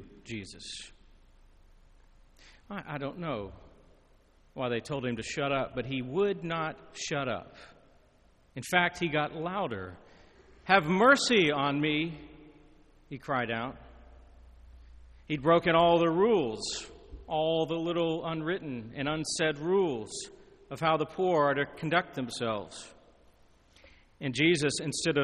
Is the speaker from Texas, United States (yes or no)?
no; Lebanon, Tennessee, United States; my hometown in Lebanon, Tennessee